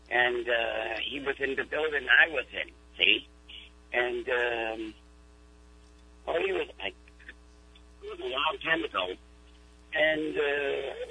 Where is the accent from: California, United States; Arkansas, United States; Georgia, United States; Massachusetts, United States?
Massachusetts, United States; New Bedford; I was born here in New Bedford, but I was raised over there